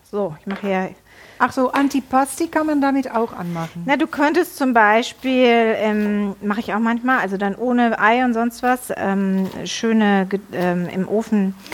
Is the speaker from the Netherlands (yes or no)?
yes; Netherlands; ja, ich bin ja aus Holland. Wir essen immer Sauce Hollandaise.